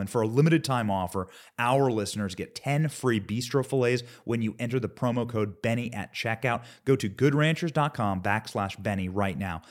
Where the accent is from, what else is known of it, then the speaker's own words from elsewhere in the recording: Midwest, United States; I am from the Midwest.